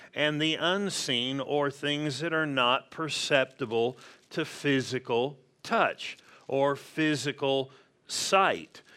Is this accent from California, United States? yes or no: yes; La Verne, California, United States; also born or lived in Pasadena; born and raised in Southern California